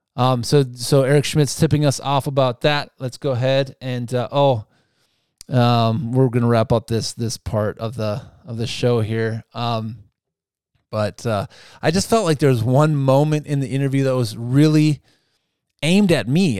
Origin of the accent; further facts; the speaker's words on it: United States; I like being an Amer-, American too